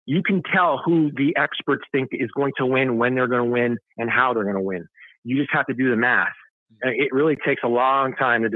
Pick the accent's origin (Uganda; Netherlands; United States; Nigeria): United States; I'm an American